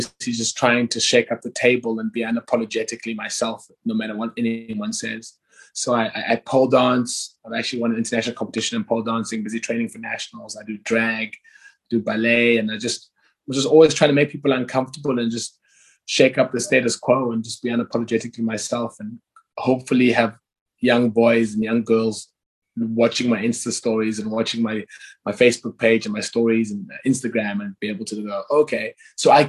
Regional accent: Cape Town, Western Cape, South Africa; I'm a South African who was raised in the township of Guguletu and Langa

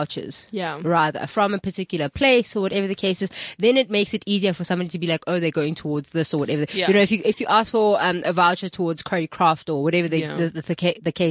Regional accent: South Africa; as a South African

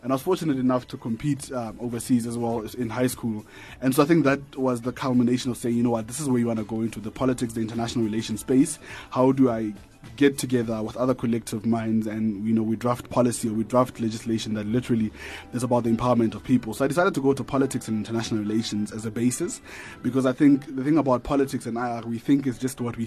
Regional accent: Atamelang, North West, South Africa; moved away as an adult; I come from Northwest, from a township called Atamelang

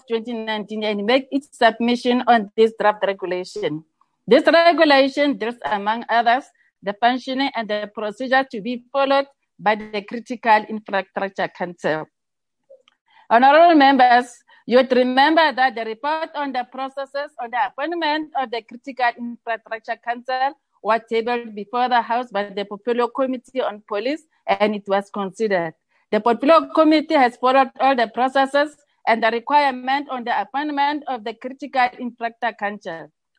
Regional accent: South Africa; it is also our responsibility as South African citizens, civil society, and government to protect our infrastructure against all forms of criminal acts.

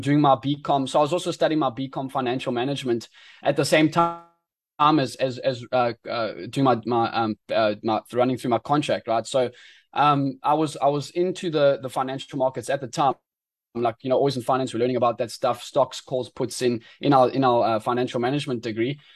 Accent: Eastern Cape, South Africa; moved away as an adult; now in Durban, South Africa; I was born and bred in the Eastern Cape in South Africa

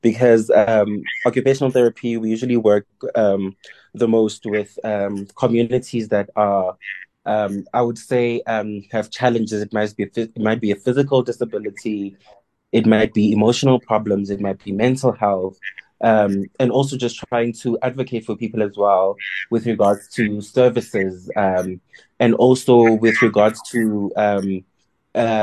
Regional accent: KwaZulu-Natal, South Africa; now in Johannesburg, South Africa; born and bred in KZN, but I am currently based in Johannesburg

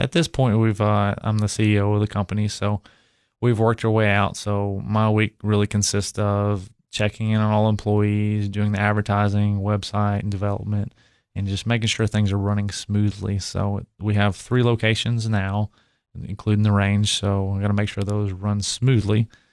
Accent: Cookeville, Tennessee, United States; I grew up in Cookville

